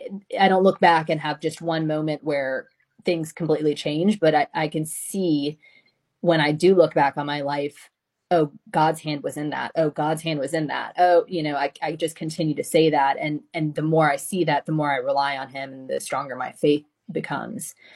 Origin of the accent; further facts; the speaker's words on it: the South, United States; growing up in the South